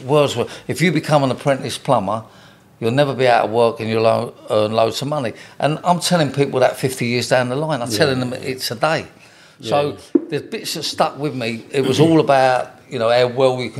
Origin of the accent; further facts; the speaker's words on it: London, United Kingdom; We moved from North London to South London